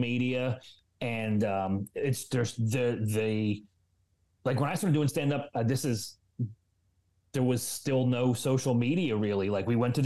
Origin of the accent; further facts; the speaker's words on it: Philadelphia, Pennsylvania, United States; this is my hometown